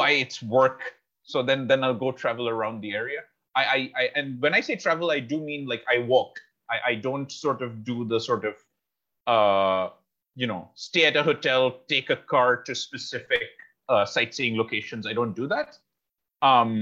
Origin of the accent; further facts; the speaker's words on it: Kolkata, West Bengal, India; I'm from Calcutta.